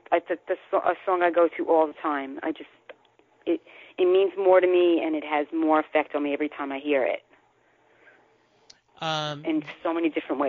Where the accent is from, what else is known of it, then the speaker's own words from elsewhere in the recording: Bronx, New York, United States; I was born in the Bronx, born and raised.